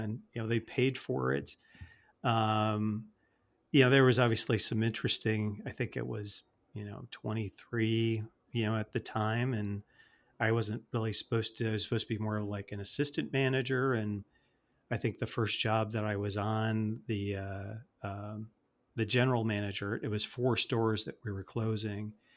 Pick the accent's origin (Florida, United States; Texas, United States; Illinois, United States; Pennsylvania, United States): Illinois, United States; Chicago; I grew up in the Chicagoland area